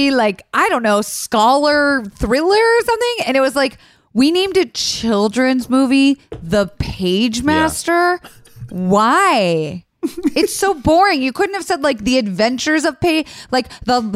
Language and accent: English; Florida, United States; I'm from Florida